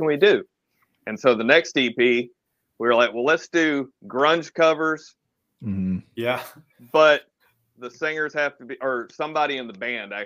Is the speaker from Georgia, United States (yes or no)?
yes; Atlanta, Georgia, United States; I'm from Atlanta